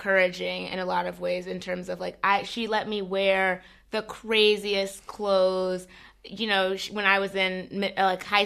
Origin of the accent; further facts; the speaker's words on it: Alexandria, Virginia, United States; I grew up in Virginia, in Alexandria, Virginia, which is right outside of Washington, D.C.